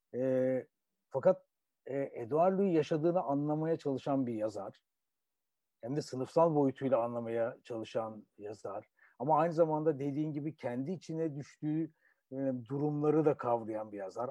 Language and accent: Turkish; Turkey; bir Türk olarak, Türkiye'li bir biri olarak